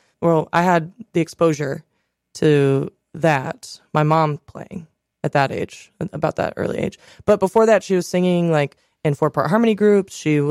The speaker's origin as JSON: {"language": "English", "town": "Reynoldsburg", "region": "Ohio", "country": "United States", "said": "I'm from Reynoldsburg, Ohio."}